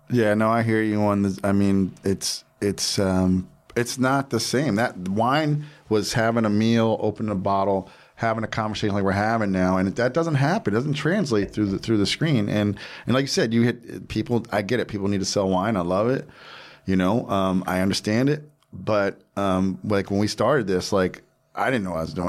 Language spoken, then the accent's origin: English; Jersey Shore, New Jersey, United States; I'm from the Jersey Shore